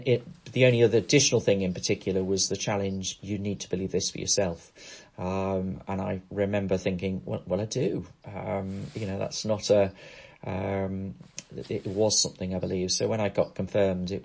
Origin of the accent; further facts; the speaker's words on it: Crosby, North West England, United Kingdom; moved away as an adult; also born or lived in Poynton, Cheshire; I grew up in a place called Crosby, which is just north of Liverpool